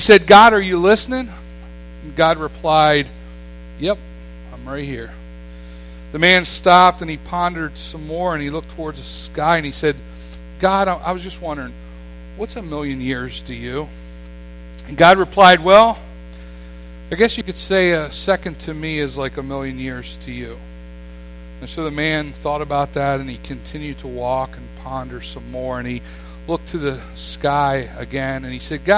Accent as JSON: {"language": "English", "area": "Staten Island", "region": "New York", "country": "United States", "tie": "born or raised there", "said": "as a boy, I grew up here. I grew up on Ken Island all my life. I consider myself a Ken Islander, not a New Yorker."}